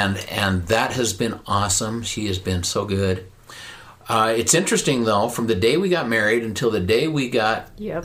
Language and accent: English; Ogden, Utah, United States; now in Southern Idaho, United States; I grew up here in Ogden